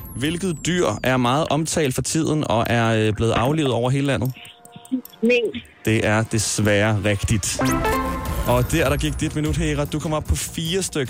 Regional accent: Smørum, Capital Region of Denmark, Denmark; fordi jeg er fra Smørum, lige ved siden af.

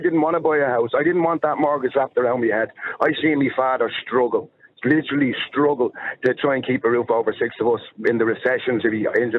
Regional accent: Ireland; We're from Ireland, yeah?

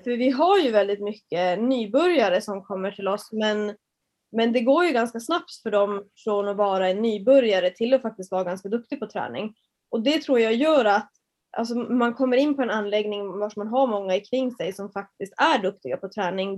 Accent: Norrland, Sweden; also born or lived in Västerås / Marbella; Jag är en tjej från Norrland

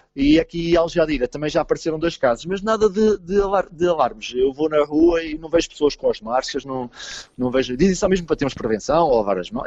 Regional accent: Portugal; moved away as an adult; Porque eu era, sou português

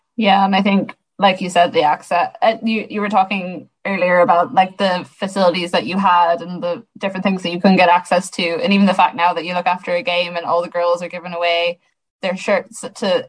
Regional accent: Sligo, Connacht, Ireland; I'm from Sligo

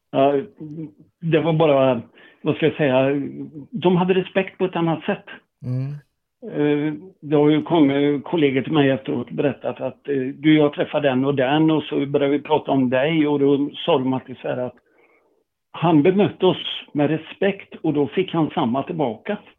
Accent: Tibro, Västra Götaland, Sweden; moved away as an adult; där jag kom ifrån, Tibro

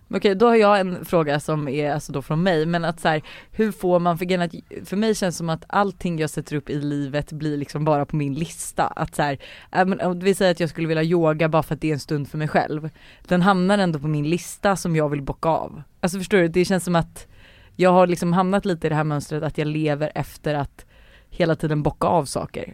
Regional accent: Sweden; vi svenskar

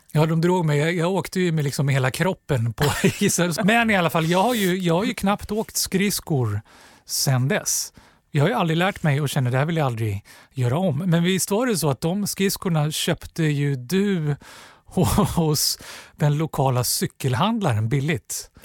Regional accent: Stockholm, Stockholm County, Sweden; Jag är uppvuxen på Gösta Ekmans väg eh, ute i Axelsberg

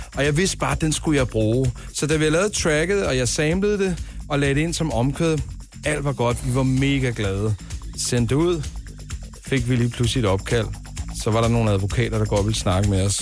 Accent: Denmark; vi danskere

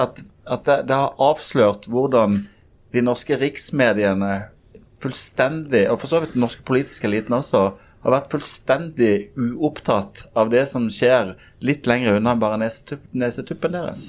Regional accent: Norway; also born or lived in Kristiansund / Bergen / Kristiansand; now in Oslo, Norway; Jeg er født i Kristiansund, oppvokst i Bergen og Kristiansand

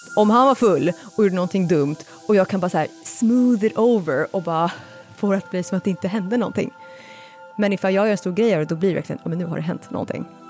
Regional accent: Stockholm, Stockholm County, Sweden; jag växte upp i Kista

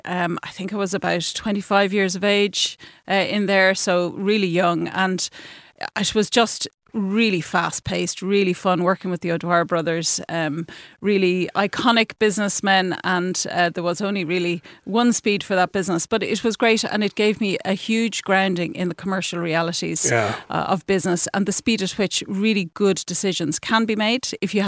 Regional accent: Castleknock, Leinster, Ireland; also born or lived in Duleek, County Meath; I was born near Duleek, County Meath, so a bit inland, and moved to Castleknock as a young person.

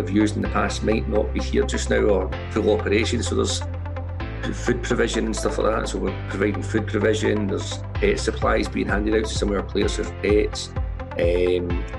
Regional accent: Glasgow, Scotland, United Kingdom; now in Edinburgh, United Kingdom; I'm from Glasgow originally

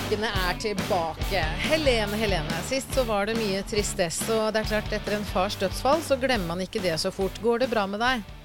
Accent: Norway; vi er nordmenn som bor i Norge

